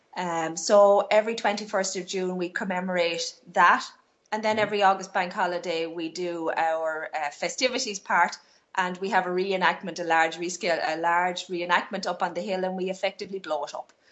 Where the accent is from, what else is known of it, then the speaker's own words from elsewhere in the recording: southeast Ireland, Ireland; lots of us down here in the southeast have British ancestry